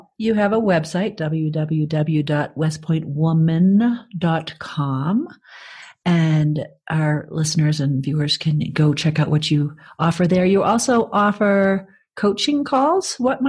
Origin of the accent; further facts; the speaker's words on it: Braintree, Massachusetts, United States; accent: Boston; moved away as an adult; my hometown, Braintree, Massachusetts.